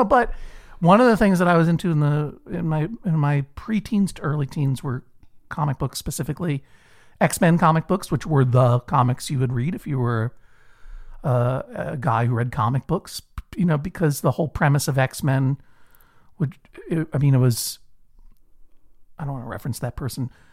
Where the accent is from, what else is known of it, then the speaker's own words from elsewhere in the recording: Brookline, Massachusetts, United States; I grew up in Brookline, Massachusetts, uh, a, a leafy suburb for the most part of, of Boston